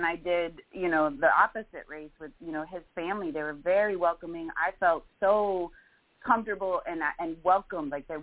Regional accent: South Florida, United States; growing up in South Florida, I grew up in a melting pot.

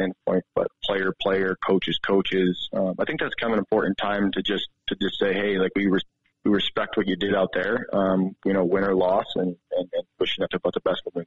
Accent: Rochester, New York, United States; now in Helena, United States; I grew up in Rochester, New York

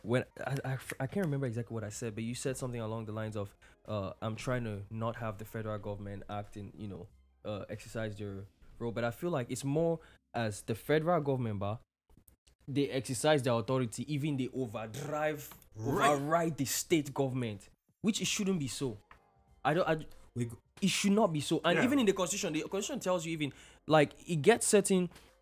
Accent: Nigeria; I'm a Nigerian.

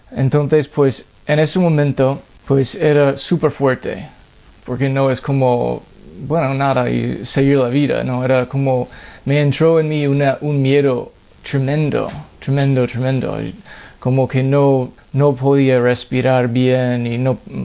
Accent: Massachusetts, United States; Spanish is a second language; moved away; yo soy de Massachusetts, en Estados Unidos, y me he criado en una familia no católico

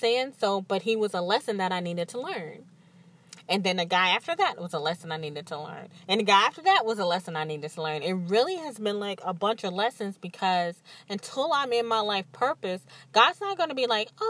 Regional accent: Mississippi, United States; now in New Orleans, United States; I'm from Mississippi

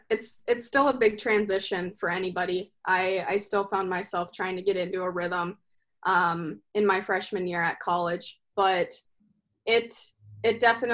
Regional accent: Maple Grove, Minnesota, United States; We just used to go to open skate over at Maple Grove and kind of picked it up there

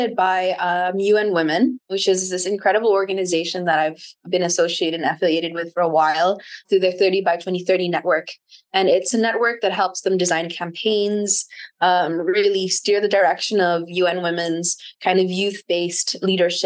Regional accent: Camarines Sur, Bicol Region, Philippines; moved away; also born or lived in South Wales (possibly New South Wales, Australia); Super Typhoon Noctet hit my hometown.

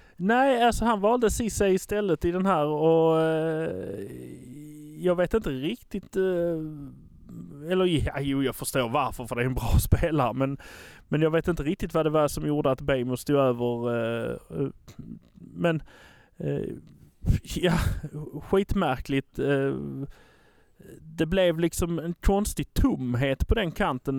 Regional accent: Malmö, Skåne, Sweden; vi är från Malmö

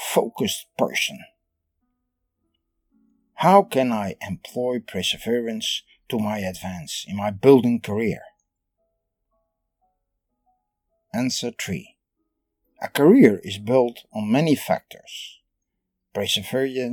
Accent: Netherlands; I am from the Netherlands

